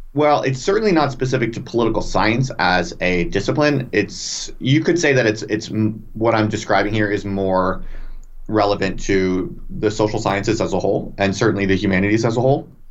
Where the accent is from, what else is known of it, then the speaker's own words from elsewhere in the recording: United States; moved away as an adult; also born or lived in England; I'm American, but I moved to England for a tenure track job